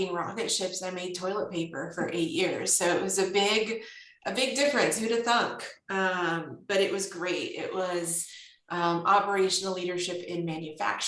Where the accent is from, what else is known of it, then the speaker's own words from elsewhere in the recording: California, United States; born and raised in California